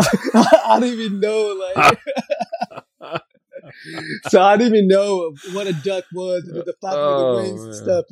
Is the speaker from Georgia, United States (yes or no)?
no; Southern California, United States; also born or lived in Pakistan; growing up in California is such a melting pot of diversity of ethnicity.